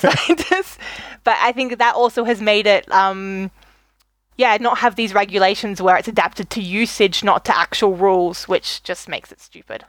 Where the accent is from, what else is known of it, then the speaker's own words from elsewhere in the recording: Australia; moved away as an adult; also born or lived in Germany; growing up in Australia